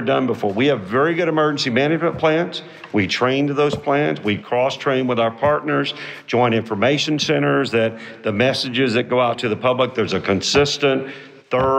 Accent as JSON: {"language": "English", "town": "Houston", "region": "Texas", "country": "United States", "tie": "born or raised there", "said": "I was born and raised in Houston"}